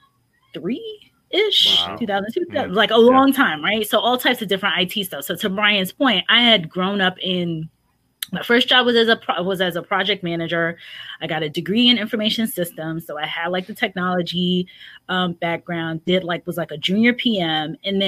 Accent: New York, United States; moved away; I'm from New York

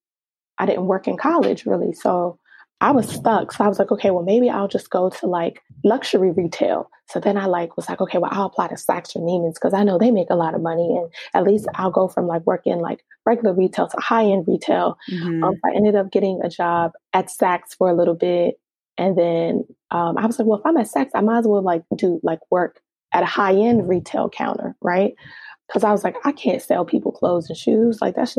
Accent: Nigeria; because I'm Nigerian and just the stigma behind, you know, being a professional or having a professional career

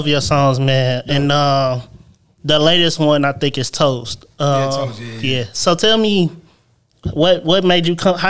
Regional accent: St. Louis, Missouri, United States; See, I'm from the north side.

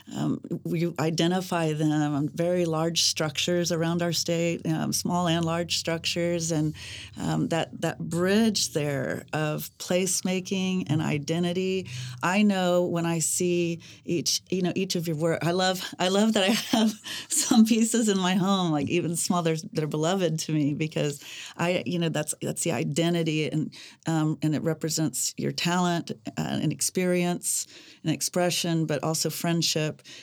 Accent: Mustang, Oklahoma, United States; born or raised there

